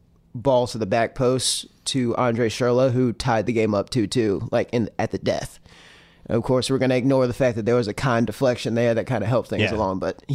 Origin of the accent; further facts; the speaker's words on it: Baton Rouge, Louisiana, United States; I am from Baton Rouge.